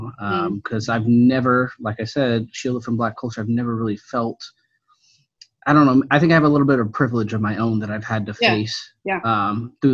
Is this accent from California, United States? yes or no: yes; Antioch, California, United States; I grew up in the Bay Area in a city, more of a town called Antioch